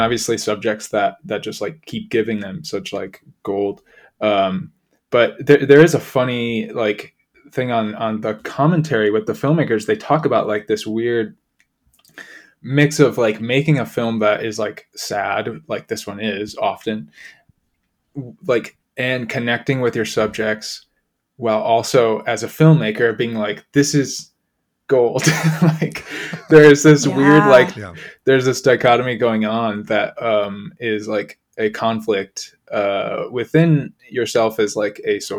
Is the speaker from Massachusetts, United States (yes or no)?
no; Chicago, Illinois, United States; just growing up around Chicago